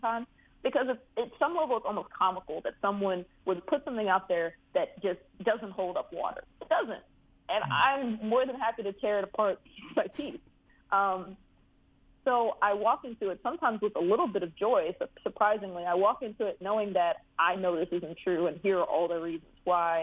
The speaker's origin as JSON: {"language": "English", "area": "Prince George's County", "region": "Maryland", "country": "United States", "said": "I'm from Prince George's County, Pretty Girl County."}